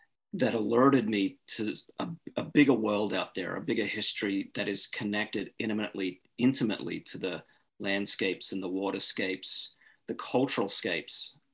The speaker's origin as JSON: {"language": "English", "country": "Australia", "tie": "born or raised there", "said": "I'm originally from Australia. And I grew up in Australia during a really turbulent time in Indigenous Australian history."}